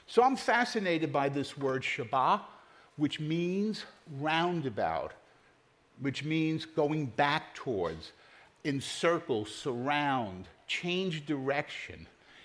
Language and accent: English; New York City, New York, United States; now in Pennsylvania, United States; Growing up in New York City, I just knew which letter subway to take.